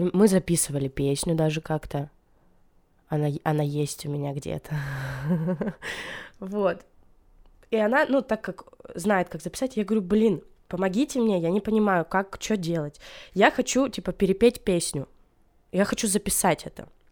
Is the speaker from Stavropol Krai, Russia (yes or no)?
yes; Stavropol Krai, Russia; moved away; also born or lived in Saint Petersburg / Bryansk / Moscow; я я из маленького-маленького поселка, численность населения которого 4000. Ну и то даже, когда я родилась, этот поселок был отделен от другого, к которому его присоединили, и там еще меньше людей было, я не знаю, меньше, чем на наши друзья собирают. А, вот, и э, это Ставропольский край